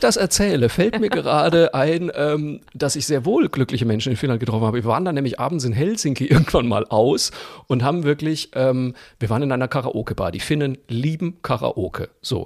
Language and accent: German; Zeil am Main, Bavaria, Germany; in meinem Heimatort Zeiler Main